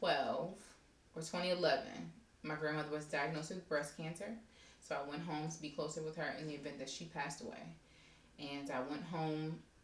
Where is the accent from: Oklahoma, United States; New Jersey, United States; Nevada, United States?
New Jersey, United States; East Orange; now in Pittsburgh, United States; I'm from East Orange, New Jersey. It is a suburb of Newark, New Jersey.